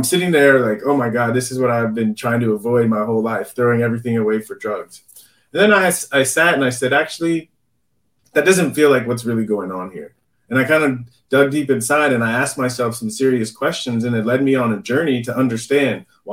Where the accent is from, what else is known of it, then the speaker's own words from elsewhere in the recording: San Diego, California, United States; I grew up in San Diego